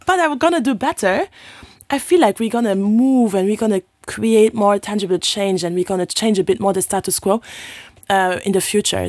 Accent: Luxembourg; English is a second language; I'm from Luxembourg

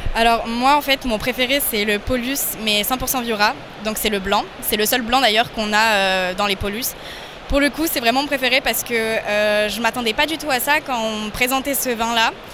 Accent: Lyon, Auvergne-Rhône-Alpes, France; also born or lived in Spain; je viens de Lyon

